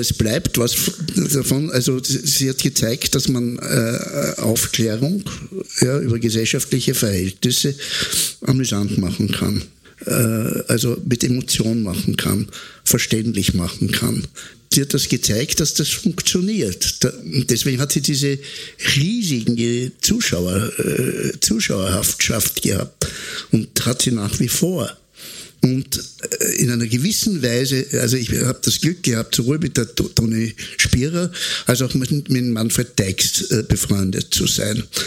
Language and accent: German; Austria; was wir Österreicher sind